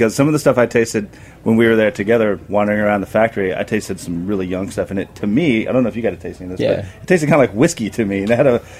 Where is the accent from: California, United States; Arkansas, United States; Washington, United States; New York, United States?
Arkansas, United States; It's very southern because I'm not from Vietnam. I'm from a different south, Arkansas.